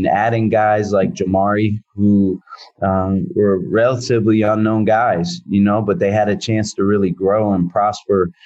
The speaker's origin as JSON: {"language": "English", "town": "Philadelphia", "region": "Pennsylvania", "country": "United States", "tie": "born or raised there", "moved": "as an adult", "lives_now": "San Francisco, United States", "said": "growing up in Philadelphia, I appreciate and love everything about being in a metropolitan area"}